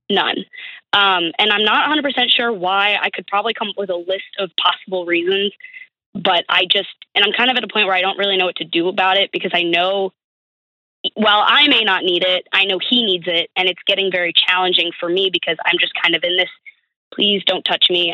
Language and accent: English; Buffalo, New York, United States; moved away as an adult; now in Pittsburgh, United States; I'm actually originally from Buffalo